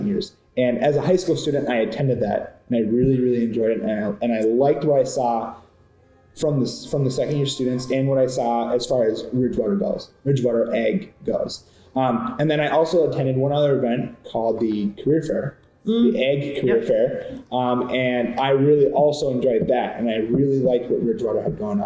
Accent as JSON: {"language": "English", "town": "Buffalo", "region": "Minnesota", "country": "United States", "tie": "born or raised there", "said": "I am from Buffalo, Minnesota. I graduated Buffalo High School class of 2019"}